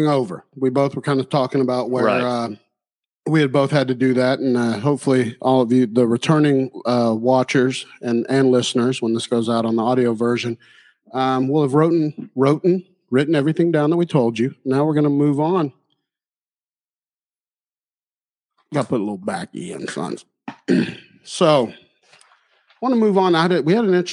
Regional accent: South Carolina, United States; I'm from South Carolina

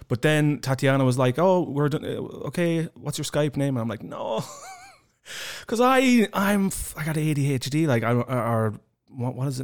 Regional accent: Ireland; now in Estonia; growing up in Ireland

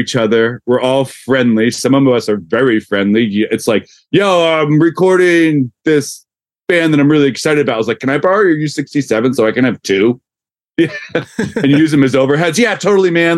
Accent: Yardley, Pennsylvania, United States; growing up, we grew up in Yardley, PA, which is in traffic 50 minutes to Philly

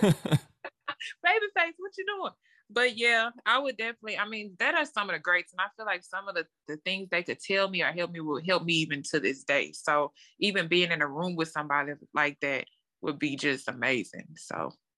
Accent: Lake Charles, Louisiana, United States; So, I'm from Lake Charles, Louisiana. It's a small town, um, born and raised there

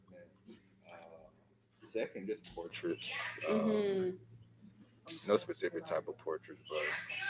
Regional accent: Newnan, Georgia, United States

